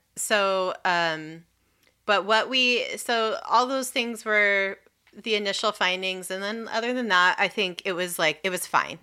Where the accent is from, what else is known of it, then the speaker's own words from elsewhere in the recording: California, United States; now in Washington, D.C., United States; I am originally from California. I'm like a, like, seventh or eighth generation Californian